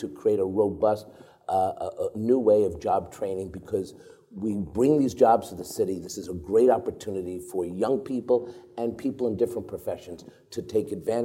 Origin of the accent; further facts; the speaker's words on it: New York City, New York, United States; Where I grew up in Washington Heights